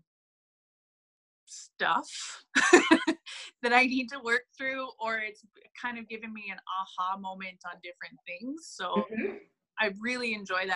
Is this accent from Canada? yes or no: yes; Ontario, Canada; moved away as an adult; now in Edmonton, Canada; I am originally from Ontario